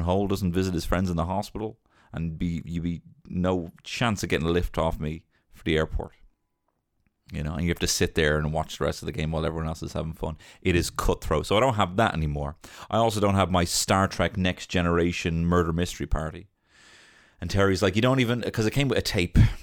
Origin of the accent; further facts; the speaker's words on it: Ireland; growing up in Ireland